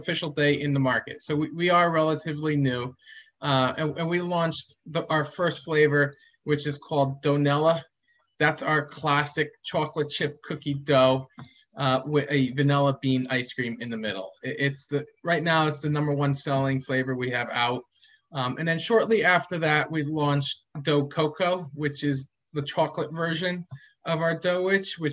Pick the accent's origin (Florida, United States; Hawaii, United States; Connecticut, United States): Connecticut, United States; Madison; when I was growing up in Madison